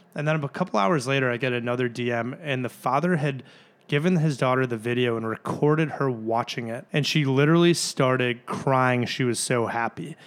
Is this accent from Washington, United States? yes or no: no; Glenview, Illinois, United States; also born or lived in North Carolina; I'm from Glenview originally. I went to Glenbrook South